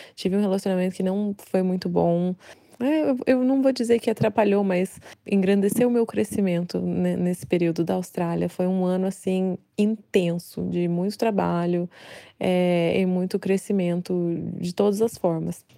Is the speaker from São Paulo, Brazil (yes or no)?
no; Carmo de Minas, Minas Gerais, Brazil; Eu sou de Carmo de Minas, Minas Gerais, no sul de Minas, uma cidade bem petitinha.